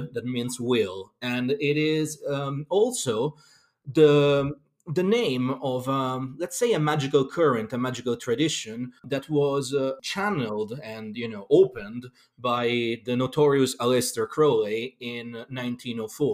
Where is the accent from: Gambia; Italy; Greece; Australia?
Italy; Rome, Lazio; moved away as an adult; also born or lived in London; now in Glastonbury, United Kingdom; I'm originally from Rome, Italy, but I lived all over the world, really, because I've been a professional musician for most of my life